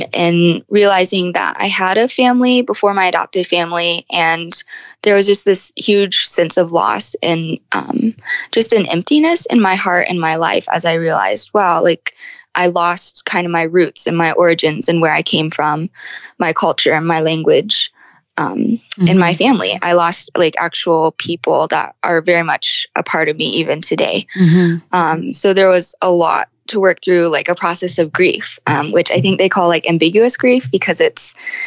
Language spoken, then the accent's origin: English; United States; also born or lived in Guangdong Province, China; I was adopted by Caucasian parents and grew up in the United States.